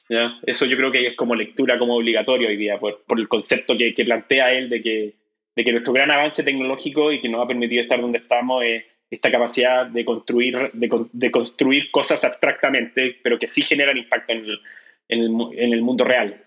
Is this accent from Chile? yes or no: yes; Chile; como chileno